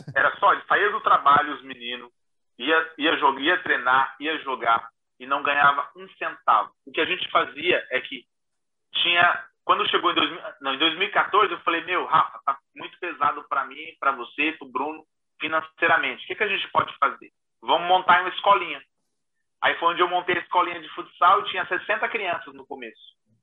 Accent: Diadema, São Paulo, Brazil; now in Paris, France; eu venho de Diadema

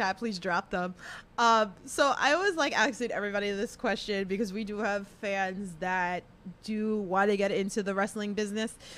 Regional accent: New York, United States; we're from New York

